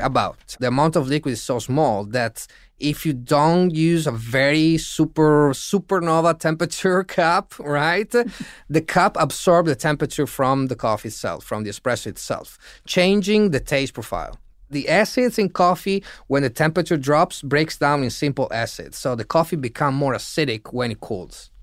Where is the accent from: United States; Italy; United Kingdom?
Italy; In Italy, as Italians